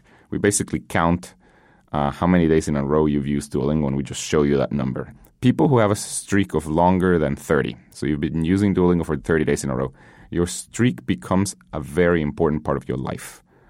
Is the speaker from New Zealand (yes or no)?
no; Guatemala; English is a second language; I grew up in Guatemala. Learning English was a huge thing.